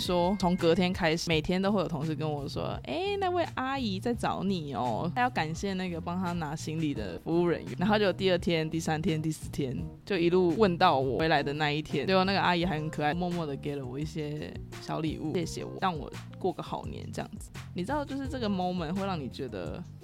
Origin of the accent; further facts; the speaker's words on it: Taiwan; 我是土生土长的台湾人